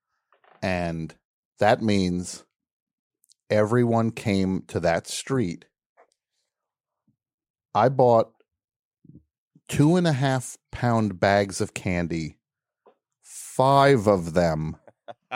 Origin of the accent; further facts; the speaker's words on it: New Jersey, United States; I'm from New Jersey.